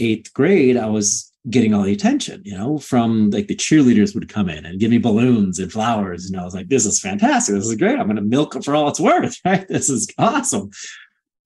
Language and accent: English; Ohio, United States; I literally was your normal Midwest young man growing up in Ohio